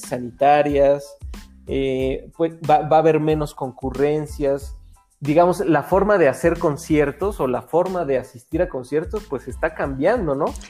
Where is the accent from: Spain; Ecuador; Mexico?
Mexico; yo espero que como mexicanos